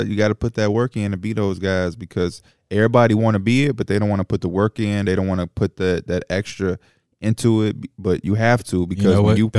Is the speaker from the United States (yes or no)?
yes; Chicago, Illinois, United States; as a Chicago-born kid